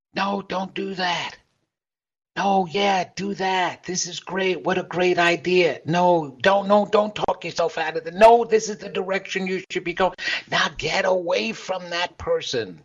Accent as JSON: {"language": "English", "region": "New York", "country": "United States", "said": "I'm from New York, so I've got a hardcore soul."}